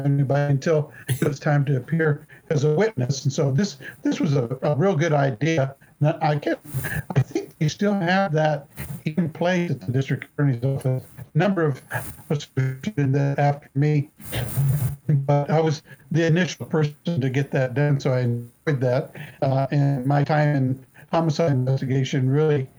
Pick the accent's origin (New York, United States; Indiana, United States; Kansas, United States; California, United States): Kansas, United States; Topeka; I was born in Topeka, been here all my life